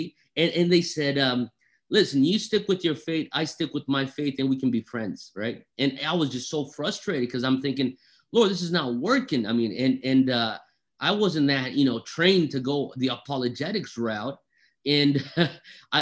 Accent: Brazil; moved away; also born or lived in Europe / United States; I am half Japanese. I'm half Italian, born and raised in Brazil, spent part of my childhood in Europe, was educated in America

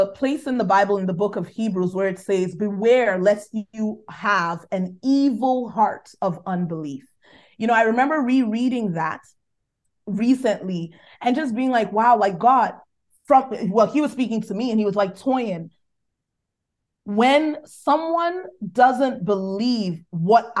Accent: Nigeria; accent: Nigerian; my Nigerian accent

